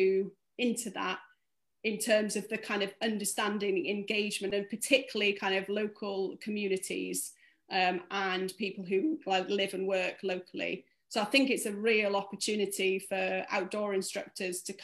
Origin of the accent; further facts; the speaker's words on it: North Wales, United Kingdom; I grew up in North Wales